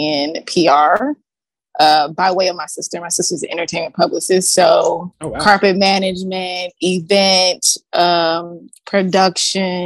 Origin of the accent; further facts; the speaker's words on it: Louisville, Kentucky, United States; I'm from Kentucky, Louisville, Kentucky, home of Derby City